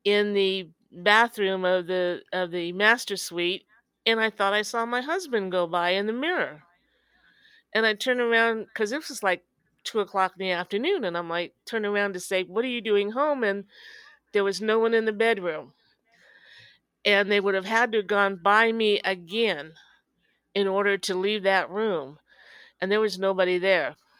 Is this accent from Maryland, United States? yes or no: no; Danville, Illinois, United States; I'm from Danville, Illinois, home of Jerry and Dick Van Dyke